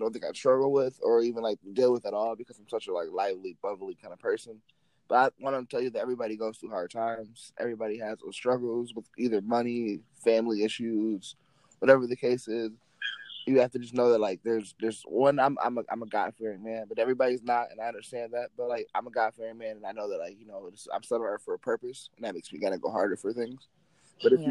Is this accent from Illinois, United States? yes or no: no; Grand Rapids, Michigan, United States; I'm from Michigan, Grand Rapids, Michigan, so, it gets dark and cold real quick